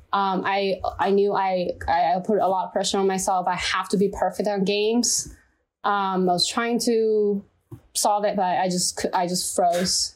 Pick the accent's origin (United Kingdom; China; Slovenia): China; English is a second language; moved away as an adult; now in United States; I'm from China